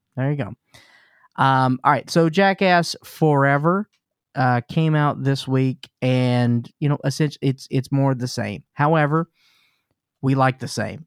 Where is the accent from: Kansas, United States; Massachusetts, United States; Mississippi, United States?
Mississippi, United States; Jackson; I grew up in Mississippi. In Jackson, Mississippi